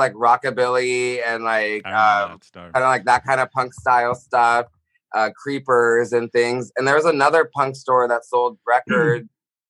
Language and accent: English; San Diego, California, United States; also born or lived in San Francisco; Yeah, I was raised here in San Diego.